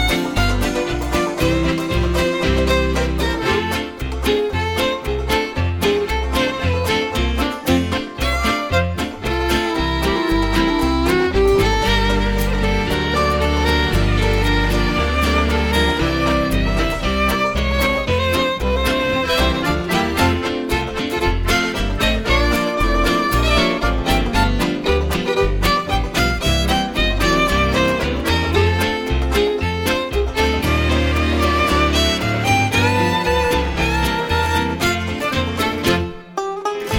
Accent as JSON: {"language": "English", "town": "Edmonton", "region": "Alberta", "country": "Canada", "tie": "born or raised there", "said": "I grew up in Edmonton, Alberta"}